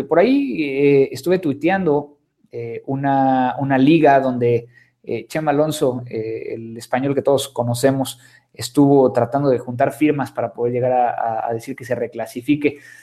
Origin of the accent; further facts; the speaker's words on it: Mexico; soy mexicano